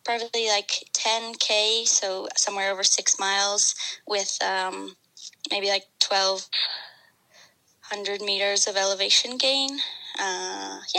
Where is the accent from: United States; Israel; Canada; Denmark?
Canada; also born or lived in Alberta; Well, I'm from Canada. I live in the West, in the province of Alberta.